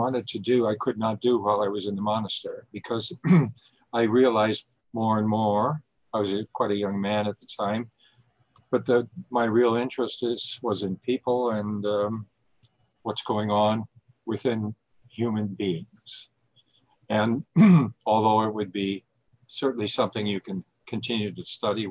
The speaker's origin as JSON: {"language": "English", "region": "Minnesota", "country": "United States", "tie": "born or raised there", "moved": "as an adult", "lives_now": "Toronto, Canada", "said": "the local community that I grew up in Minnesota"}